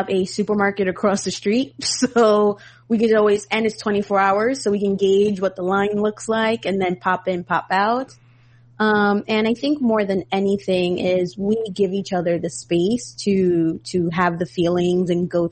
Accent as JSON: {"language": "English", "town": "New York City", "region": "New York", "country": "United States", "tie": "born or raised there", "said": "being a New Yorker, like born and bred here"}